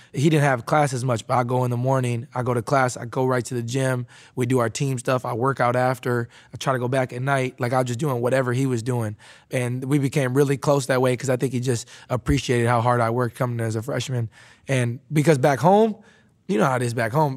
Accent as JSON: {"language": "English", "region": "Wisconsin", "country": "United States", "tie": "born or raised there", "moved": "as an adult", "said": "I was a kid, uh, growing up in Wisconsin"}